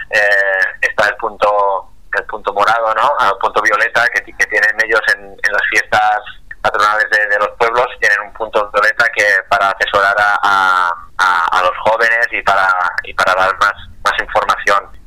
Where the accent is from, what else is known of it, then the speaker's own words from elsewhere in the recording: Tortosa, Catalonia, Spain; de nuestro pueblo, somos de, de Tortosa, Tarragona